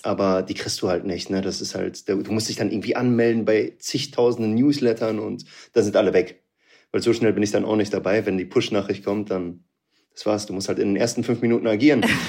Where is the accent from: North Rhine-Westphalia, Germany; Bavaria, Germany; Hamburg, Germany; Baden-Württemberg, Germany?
North Rhine-Westphalia, Germany; Münster; Aus NRW, Münster. Ah. Da bin ich aufgewachsen.